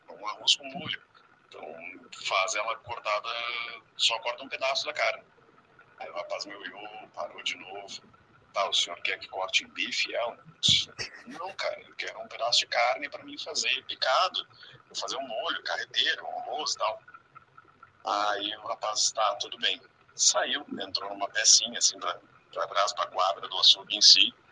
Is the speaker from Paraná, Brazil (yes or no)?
no; Rio Grande do Sul, Brazil; moved away; also born or lived in São José dos Campos; Uh, eu saí do Rio Grande do Sul muitos anos atrás e fui morar em São José dos Campos, em São Paulo.